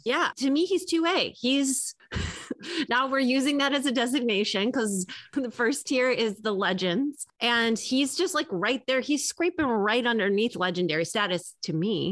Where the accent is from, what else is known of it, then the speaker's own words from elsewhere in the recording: Chicago, Illinois, United States; I'm from Chicago.